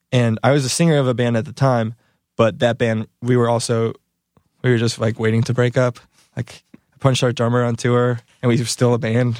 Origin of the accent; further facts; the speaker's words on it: Valparaiso, Indiana, United States; now in Michigan, United States; I'm from Valparaiso